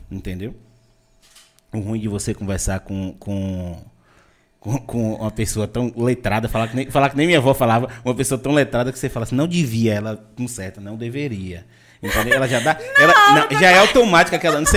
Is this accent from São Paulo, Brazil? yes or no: no; Vitória da Conquista, Bahia, Brazil; also born or lived in Salvador; now in Itabuna, Brazil; Eu sou de Vitória da Conquista, morei 12 anos em Salvador e vim para Itabuna. Mas, como Conquista ali tá perto de Minas, a gente ainda corta um pouco as palavras, entendeu?